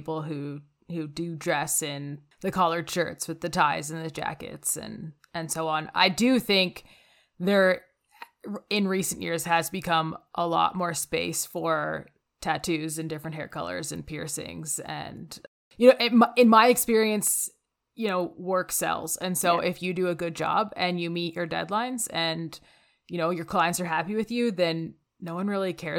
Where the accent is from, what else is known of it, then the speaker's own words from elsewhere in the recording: Calgary, Alberta, Canada; I'm from Calgary, Alberta.